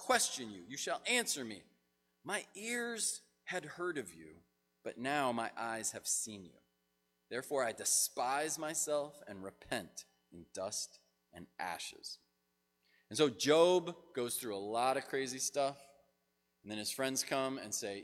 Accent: United States; as an American

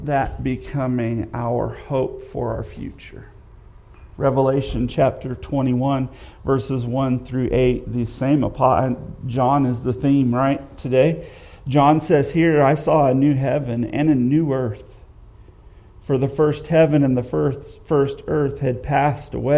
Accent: United States; I love being an American

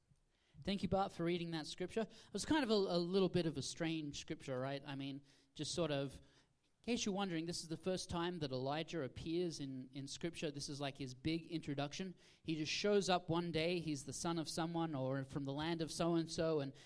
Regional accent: Australia; moved away; originally I'm from Australia

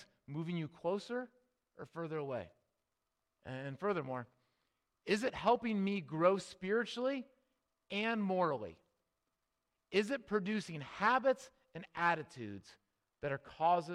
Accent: Midwest, United States; we grew up in the Midwest

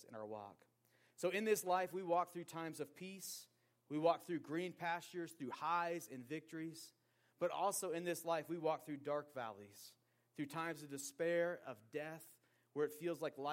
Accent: Portland, Oregon, United States; growing up in Portland, Oregon, a city that is not Christian and in many ways is anti-Christian, in my public high school of 2,000 plus kids

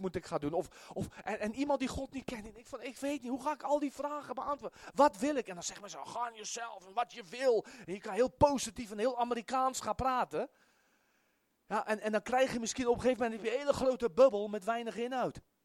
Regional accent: South Africa; moved away as an adult; now in Netherlands; ik kom uit Zuid-Afrika

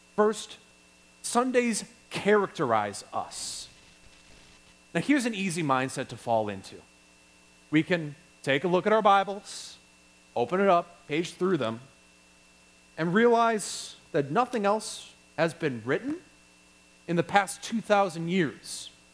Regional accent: Wisconsin, United States; I'm from Wisconsin

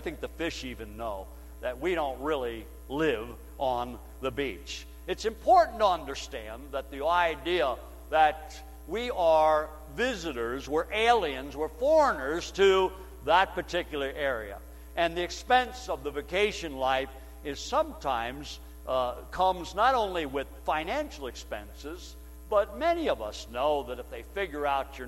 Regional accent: United States; we're Americans

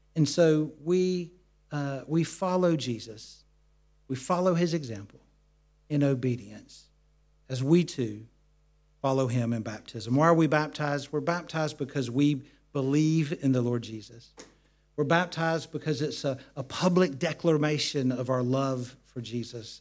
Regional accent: United States; now in United Kingdom; growing up in the States and the part of America where we lived, uh, we lived in the mountains

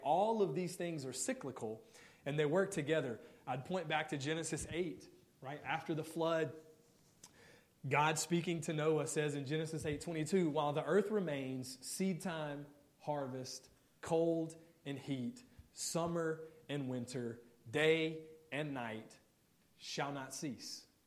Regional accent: Mississippi, United States; moved away; I'm from Mississippi originally

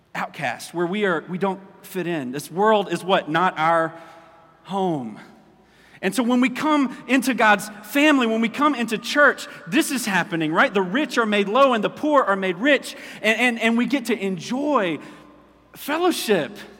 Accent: United States; as American Christians

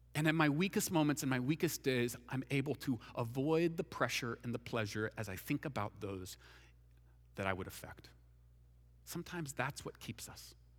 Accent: Washington, United States; I'm from Washington

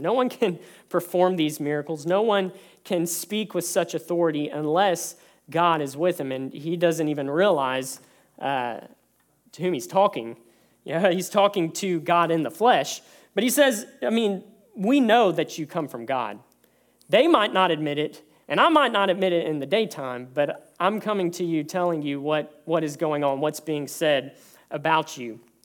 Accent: close to Houston, Texas, United States; moved away; growing up in Texas, growing up close to Houston

